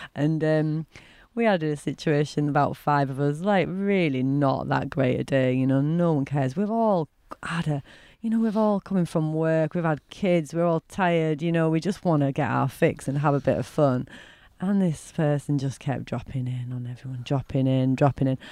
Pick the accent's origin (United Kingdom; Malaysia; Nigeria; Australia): United Kingdom; Bradford, Yorkshire and the Humber; I'm from Bradford